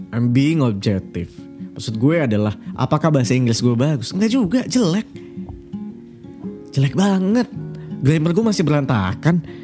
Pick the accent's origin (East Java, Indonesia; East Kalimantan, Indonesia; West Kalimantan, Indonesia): West Kalimantan, Indonesia; Pontianak; suka ada orang ngomong dengan logat Jawa dengan logat uh, Kalimantan misalnya dengan logat Melayu karena gue dari Pontianak